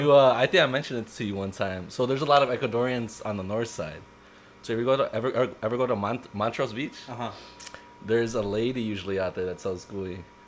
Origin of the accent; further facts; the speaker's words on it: Honduras; I'm from Honduras, también.